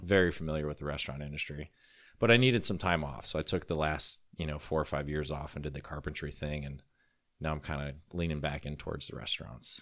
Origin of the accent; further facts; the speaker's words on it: Illinois, United States; moved away as an adult; also born or lived in Colorado; I was moving back from Colorado to Illinois